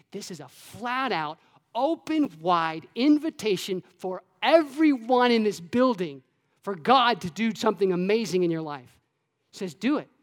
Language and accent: English; Florida, United States; when I was a kid, um, I grew up in Florida.